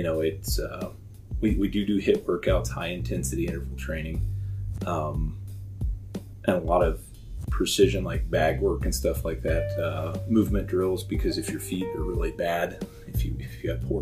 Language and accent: English; southwest West Virginia, United States; now in Pendleton, United States; I grew up back east in southwest West Virginia, pretty close to the triple point between Ohio, Kentucky, and West Virginia.